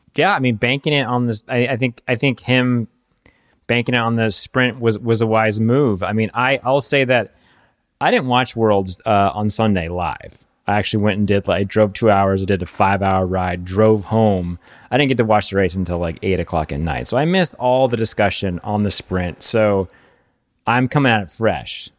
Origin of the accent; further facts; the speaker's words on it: United States; as an American